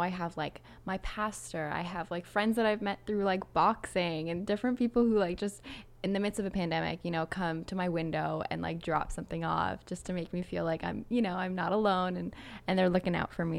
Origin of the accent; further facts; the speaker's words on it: Toronto, Ontario, Canada; moved away as an adult; now in Quebec, Canada; I'm from Toronto s, originally